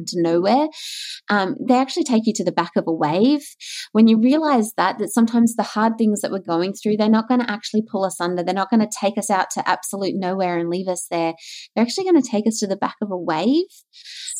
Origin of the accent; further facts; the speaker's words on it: Queensland, Australia; moved away as an adult; also born or lived in Melbourne; I grew up in Queensland